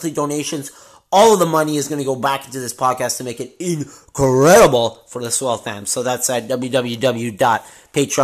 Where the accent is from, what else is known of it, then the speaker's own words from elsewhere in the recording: Canada; since we are Canadian